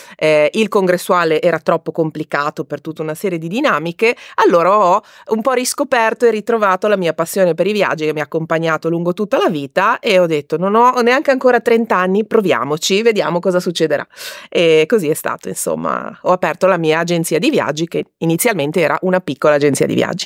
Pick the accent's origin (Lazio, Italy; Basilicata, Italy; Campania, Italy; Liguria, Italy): Liguria, Italy; Io sono Ligure di origine e adoro valorizzare il mio territorio